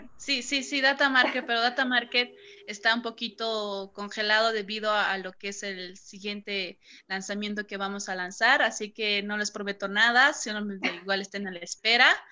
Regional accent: Cochabamba, Bolivia; soy de Cochabamba, aquí está pues el sol ahorita

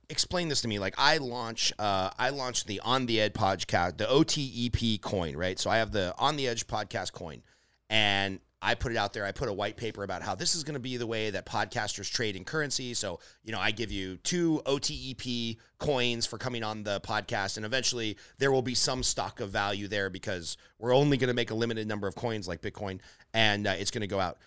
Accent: Glendale, California, United States; I grew up in Glendale, California

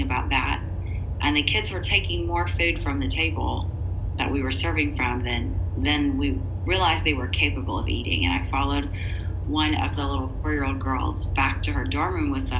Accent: Cincinnati, Ohio, United States; also born or lived in Mexico; I was living here in my hometown of Cincinnati, Ohio

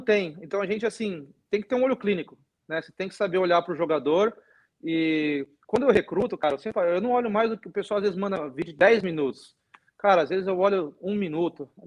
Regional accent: Brazil; also born or lived in Europe; now in United States; eu sou brasileiro

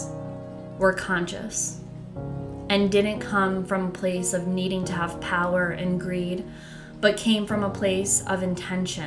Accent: Connecticut, United States; I am from Connecticut

